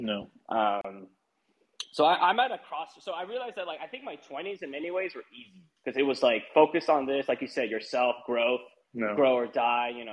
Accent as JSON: {"language": "English", "country": "United States", "said": "I'm American. I mean, you know I'm American"}